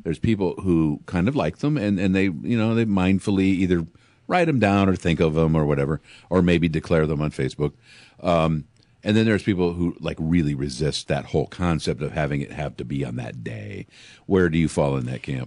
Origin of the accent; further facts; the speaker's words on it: Pekin, Illinois, United States; I grew up in Pekin